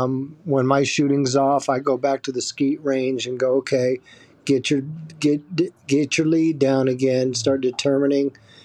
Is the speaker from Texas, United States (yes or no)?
no; Lawrence, Kansas, United States; now in Broomfield, United States; I am from Broomfield, Colorado. That's where I'm living. Originally from Lawrence, Kansas.